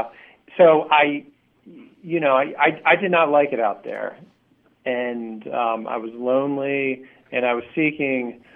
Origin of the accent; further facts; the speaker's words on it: Baltimore, Maryland, United States; moved away as an adult; also born or lived in New York City; I'm from Baltimore, and I'm a writer